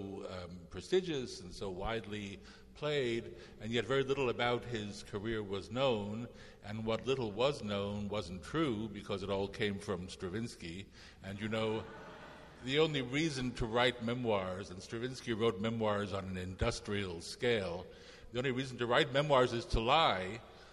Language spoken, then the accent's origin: English; New York, United States; I grew up in New York